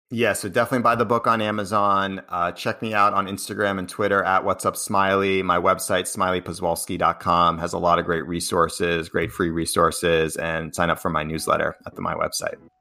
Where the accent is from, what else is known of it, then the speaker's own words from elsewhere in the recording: Cambridge, Massachusetts, United States; I grew up in Cambridge, which is, uh, outside of Boston